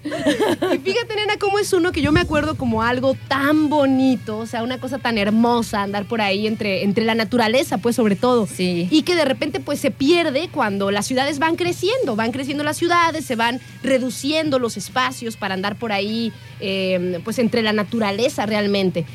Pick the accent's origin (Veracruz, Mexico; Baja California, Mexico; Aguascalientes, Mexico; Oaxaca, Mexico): Veracruz, Mexico; Coatepec; moved away; allá me crié, en Coatepec